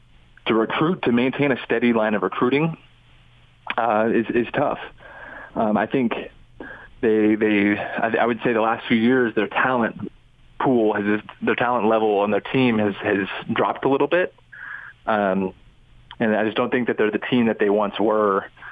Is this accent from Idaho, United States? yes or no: yes; Boise, Idaho, United States; moved away; I'm from Boise and I'm a native